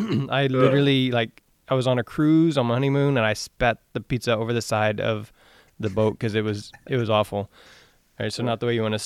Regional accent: Texas, United States; I'm from Texas in the South

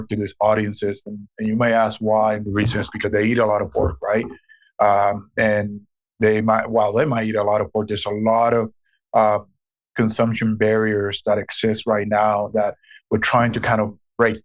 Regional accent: Puerto Rico; moved away as an adult; also born or lived in Dubuque, Iowa / Green Bay, Wisconsin; now in Des Moines, United States; I was born and raised in Puerto Rico, and I came to the mainland U.S. Back in 1997, where I went to school in Dubuque, Iowa

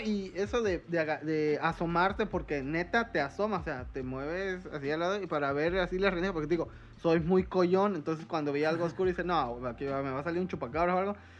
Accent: Veracruz, Mexico; como buen jarocho

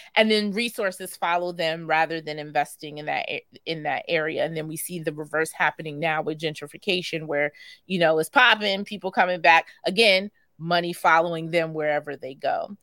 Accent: New York City, New York, United States; I grew up primarily in Rosedale, which is not too far from Jamaica

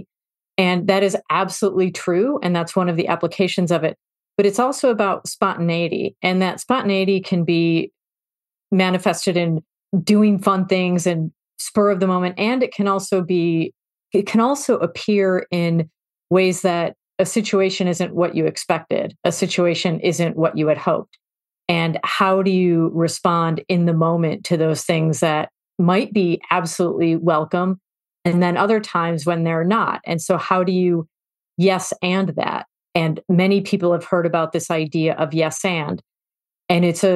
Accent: Chicago, Illinois, United States; I grew up in Chicago

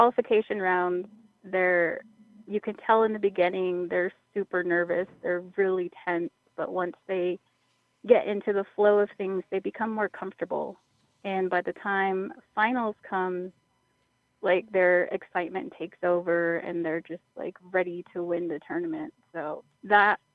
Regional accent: San Carlos, Arizona, United States; now in White River, United States; I'm from San Carlos, but I work in White River, so I live within the White River area.

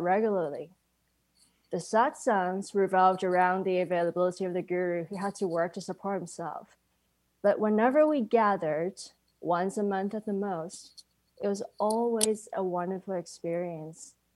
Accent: Hong Kong; growing up in Hong Kong with my mom being a devout Buddhist

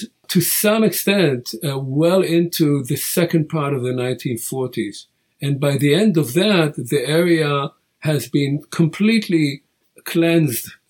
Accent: Israel; first language Hebrew; English is a second language; I come from Israel, and so that's my first language

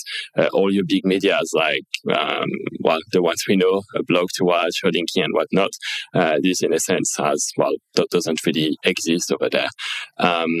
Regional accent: Marseille, Provence-Alpes-Côte d'Azur, France; moved away as an adult; also born or lived in United Kingdom / China; from age 0 to 18, I was living in France, born and raised there

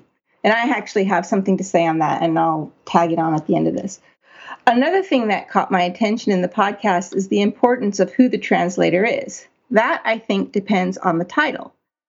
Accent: Poland; English is a second language; now in Australia; Growing up in Poland under communist regime meant having to learn Russian many years at school

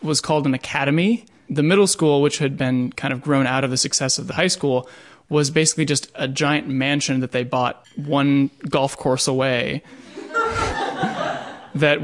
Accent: Pittsburgh, Pennsylvania, United States; I grew up in Pittsburgh, Pennsylvania.

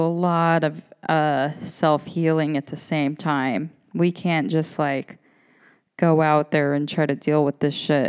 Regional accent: United States; I am an American woman

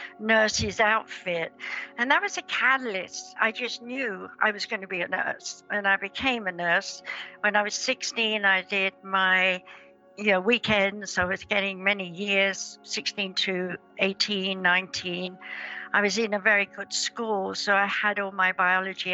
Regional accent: England, United Kingdom; I was born in England in 1942 on Midsummer's Day

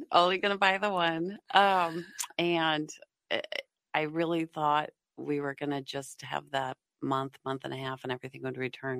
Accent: Golden, Colorado, United States; also born or lived in Boulder, Colorado; now in Minnesota, United States; I grew up in Golden, Colorado

